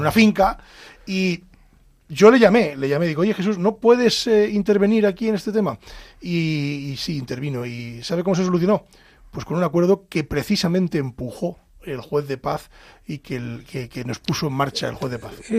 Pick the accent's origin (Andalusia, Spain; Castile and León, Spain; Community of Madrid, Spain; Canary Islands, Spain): Castile and León, Spain; Pedro Bernardo; yo que soy de pueblo, eh, y en mi pueblo hay juez de paz, en Pedro Bernardo hay juez de paz